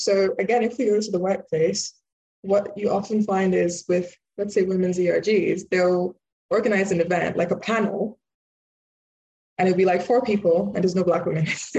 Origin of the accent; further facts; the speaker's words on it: Nigeria; born there; also born or lived in United Kingdom; so I'm Nigerian born, but British, so British Nigerian.